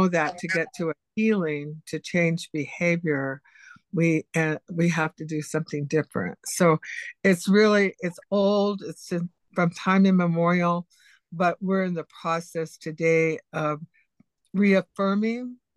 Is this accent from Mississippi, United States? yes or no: no; Ketchikan, Alaska, United States; moved away; I'm Tlingit Simsian from Alaska.